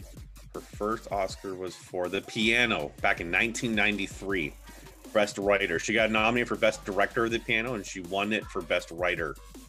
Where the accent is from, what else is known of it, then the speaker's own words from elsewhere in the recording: Canada; we're Canadian